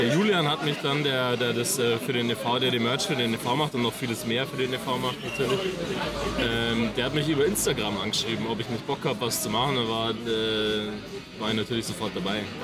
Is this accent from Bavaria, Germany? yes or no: yes; near Markt Schwaben, Bavaria, Germany; also born or lived in Sendling, Munich; now in Munich, Germany; ich komme aus der Nähe von Markt Schwaben